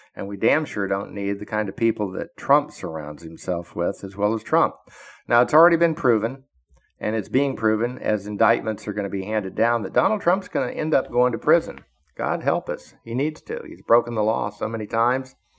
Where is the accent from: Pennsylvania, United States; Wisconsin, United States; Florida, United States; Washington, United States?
Florida, United States; I was from Florida